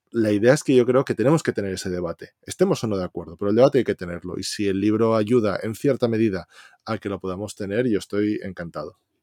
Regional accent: Valencia, Valencian Community, Spain; yo que soy de Valencia

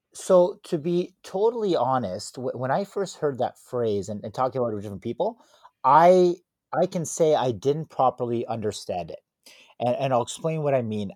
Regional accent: Toronto, Ontario, Canada; living in Canada, growing up in Toronto

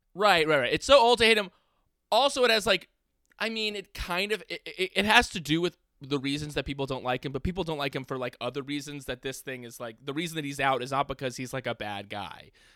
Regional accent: New York City, New York, United States; I might be from the Upper West Side

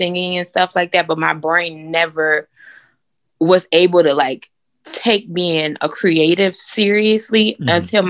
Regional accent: Miami, Florida, United States; now in Birmingham, United States; we grew up in Miami

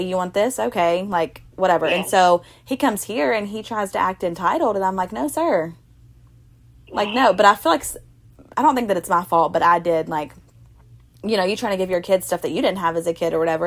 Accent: Ashland City, Tennessee, United States; also born or lived in Mount Juliet; I was from Ashland City

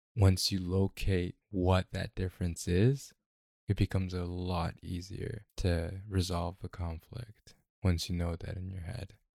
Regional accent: Mississippi, United States; moved away; I grew up in Mississippi.

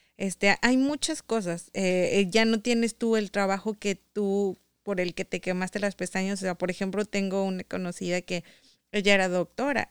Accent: Saltillo, Coahuila, Mexico; moved away as an adult; now in Michigan, United States; yo sí soy nativa de Saltillo

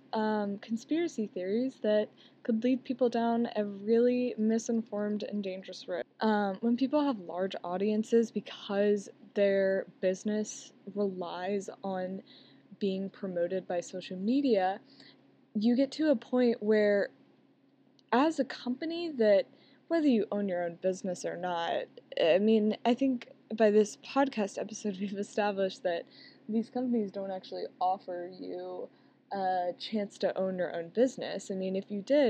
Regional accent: Alabama, United States; I'm from the South, I'm from Alabama

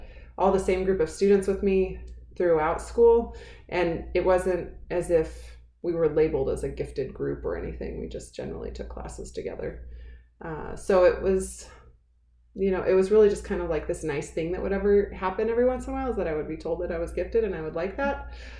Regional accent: Missouri, United States; now in Colorado, United States; I live in Colorado, and I grew up in Missouri.

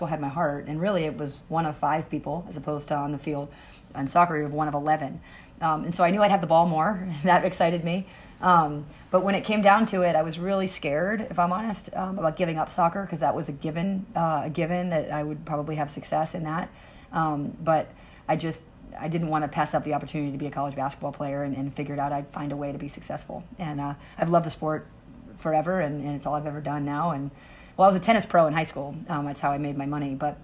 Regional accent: New Hampshire, United States; I'm from New Hampshire

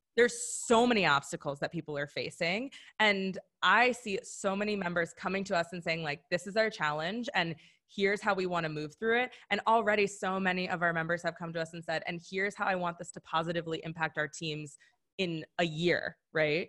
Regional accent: Madison, Wisconsin, United States; I'm from Madison, Wisconsin

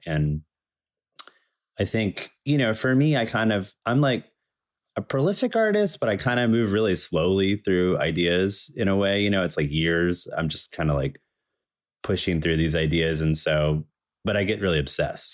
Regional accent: Danville, Virginia, United States; also born or lived in Chapel Hill, North Carolina; now in Brooklyn, United States; I was born in Danville, Virginia.

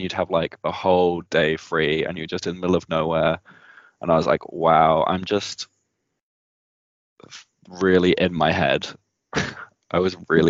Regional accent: United Kingdom; moved away as an adult; now in New Zealand; I miss being around British people as well

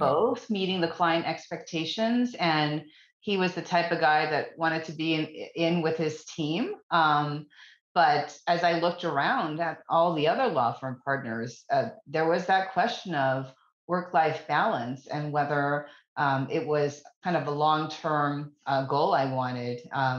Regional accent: East Coast, United States; I'm from the East Coast. I would never move south of Virginia.

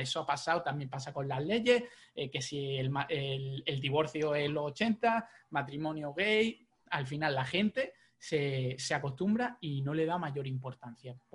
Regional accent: Jaén, Andalusia, Spain; now in Málaga, Spain; yo soy de Jaén.

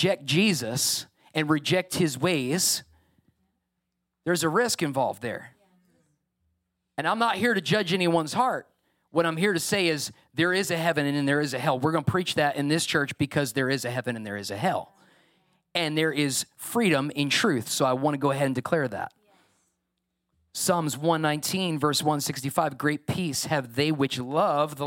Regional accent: New York, United States; I'm a New Yorker.

